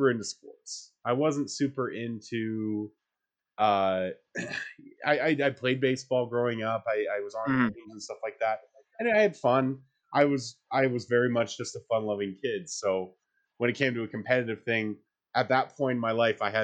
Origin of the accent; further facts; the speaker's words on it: Calgary, Alberta, Canada; I was born here in Calgary